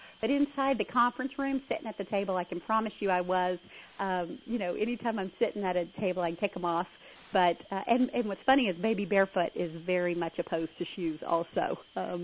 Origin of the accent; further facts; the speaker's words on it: Southern United States, Texas, United States; I am a Southerner, but I speak faster than most Southerners